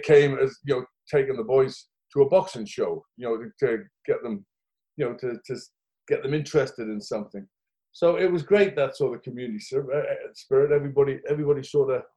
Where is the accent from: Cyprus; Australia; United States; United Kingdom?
United Kingdom; the Northeast, North East England; As a child growing up in the Northeast